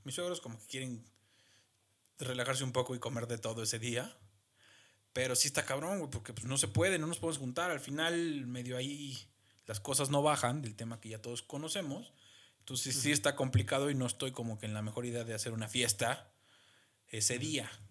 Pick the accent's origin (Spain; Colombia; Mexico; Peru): Mexico; como mexicano